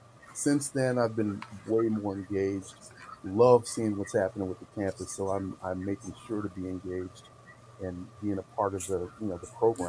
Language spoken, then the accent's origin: English; Chicago, Illinois, United States; moved away; also born or lived in New York; My family's from New York, and I grew up in the Chicago area